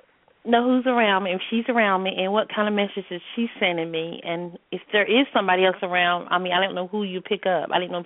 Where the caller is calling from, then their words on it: North Carolina, United States; I'm calling from the Carolinas